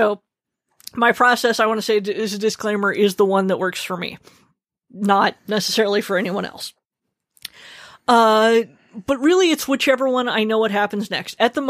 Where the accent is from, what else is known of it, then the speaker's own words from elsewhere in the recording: Arizona, United States; I take very quick showers. I grew up in Arizona.